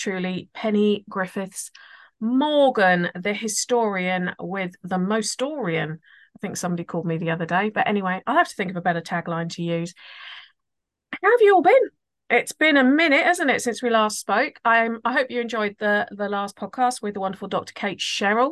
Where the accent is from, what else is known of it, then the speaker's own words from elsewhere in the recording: United Kingdom; my home country